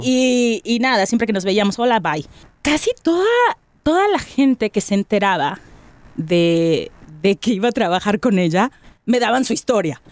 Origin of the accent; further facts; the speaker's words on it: Monterrey, Nuevo León, Mexico; soy de la Sultana